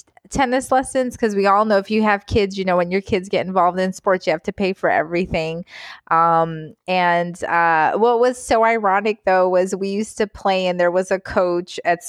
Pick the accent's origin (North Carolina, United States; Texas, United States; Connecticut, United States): North Carolina, United States; accent: Southern; initially lived in the South. We lived in North Carolina. I was cute. I was a little brown girl with my little Southern accent. My mom was always like, oh, I wish you kept that little Southern accent. So I had my little Southern accent when I was little.